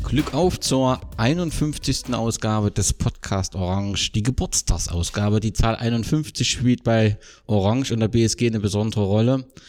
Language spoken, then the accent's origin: German; Erfurt, Thuringia, Germany; dass ich natürlich gerne in Erfurt geblieben wäre, in meiner Heimat